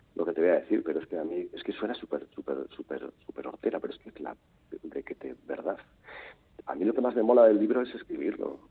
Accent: Portugalete, Basque Country, Spain; moved away; also born or lived in Valladolid / Madrid; yo soy de Portugalete. ¿eh? Sí. sí, viví en la adolescencia en Valladolid

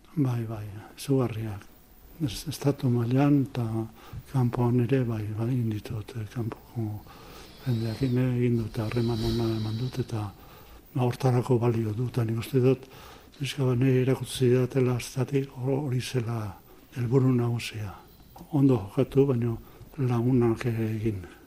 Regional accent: Zarautz, Basque Country, Spain; moved away; also born or lived in Bilbao; ni musika plazan jaio naiz, zauzko musika plazan

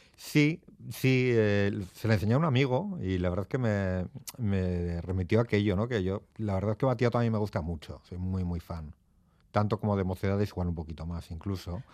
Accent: Portugalete, Basque Country, Spain; moved away as an adult; also born or lived in Barakaldo; now in Madrid, Spain; nací en Baracaldo como todos los de aquí, en Cruces, pero soy de Portugalete

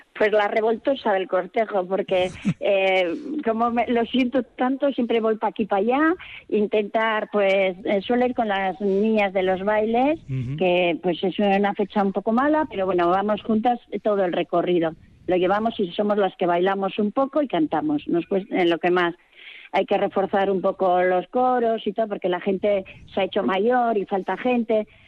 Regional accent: Sarria, Basque Country, Spain; una vecina más del pueblo de Sarria

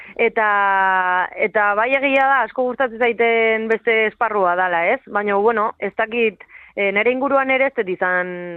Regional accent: Usurbil, Basque Country, Spain; born or raised there

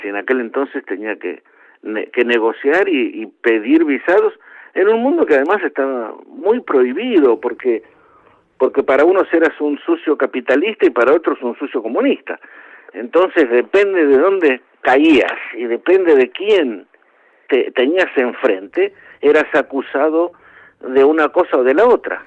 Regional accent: Argentina; moved away as an adult; Yo, aún siendo argentino

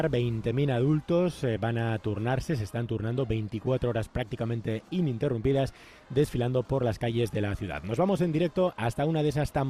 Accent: Barcelona, Catalonia, Spain; Somos de Barcelona, hemos llegado hace 5 horas

